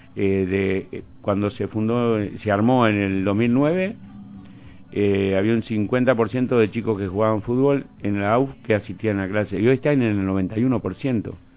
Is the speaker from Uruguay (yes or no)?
yes; Villa Soriano, Soriano, Uruguay; moved away; also born or lived in Fray Bentos / Montevideo; nací en el campo. Y sí, me crié en Villasoriano